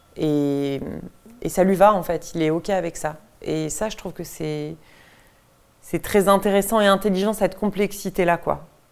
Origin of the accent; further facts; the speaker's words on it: Deux-Sèvres, Nouvelle-Aquitaine, France; je viens du même département que Laurent Cantet, je viens des Deux-Sèvres, qui est un département très rural dans l'ouest de la France.